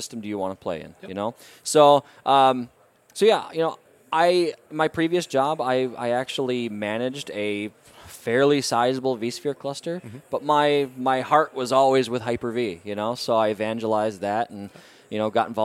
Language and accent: English; the Midwest of the U.S., United States; I'm from the Midwest of the U.S.